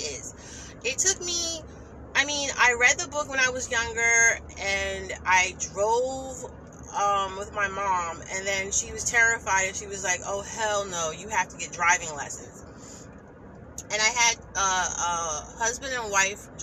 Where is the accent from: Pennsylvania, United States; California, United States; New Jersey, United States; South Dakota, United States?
New Jersey, United States; I'm from New Jersey